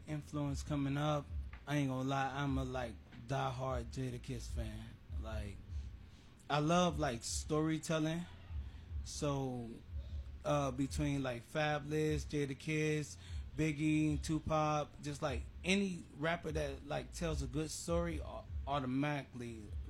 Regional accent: Jamaica; A longtime friend of mine when I came from Jamaica, so...

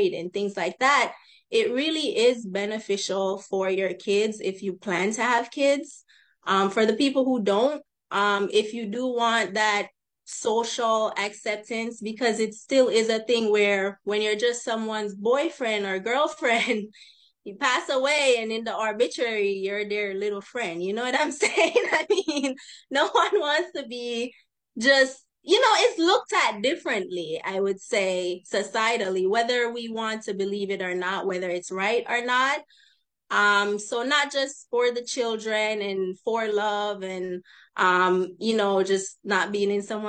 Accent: Jamaica; now in Los Angeles, United States; I'm from Jamaica originally, but I currently live in the Los Angeles area.

